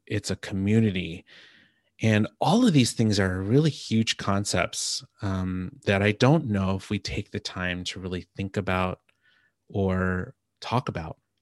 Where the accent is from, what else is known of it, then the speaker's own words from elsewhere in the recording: New Jersey, United States; now in Seattle, United States; growing up in New Jersey